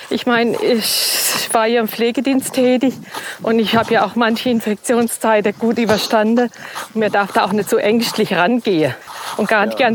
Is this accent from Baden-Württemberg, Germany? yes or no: yes; Schwaigern, Baden-Württemberg, Germany; now in Ingelheim, Germany; Nein, ich komme ja aus der Rotweinstadt Schweigern und bin in die Rotweinstadt äh, Ingelheim gezogen.